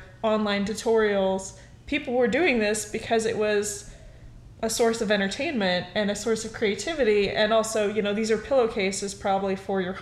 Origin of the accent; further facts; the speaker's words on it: Montana, United States; I grew up in Montana